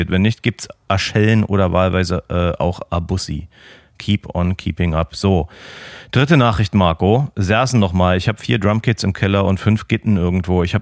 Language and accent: German; Austria; Bei uns in Österreich heißt das einfach Gemma auf Hüsen.